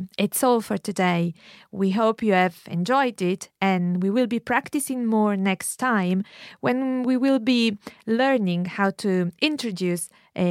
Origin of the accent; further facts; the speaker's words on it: Turin, Piedmont, Italy; now in Glasgow, United Kingdom; I would say, sono di Torino, ma abito a Glasg